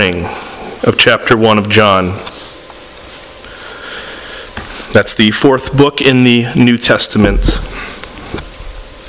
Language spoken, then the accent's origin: English; San Diego, California, United States; moved away; also born or lived in Tampa, Florida, United States; I grew up in San Diego and Tampa